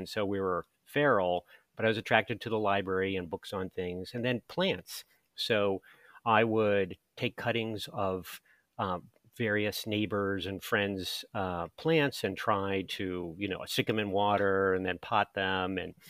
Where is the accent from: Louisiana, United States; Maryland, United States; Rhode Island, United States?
Maryland, United States; Hyattsville; I grew up in the area, I grew up in Hyattsville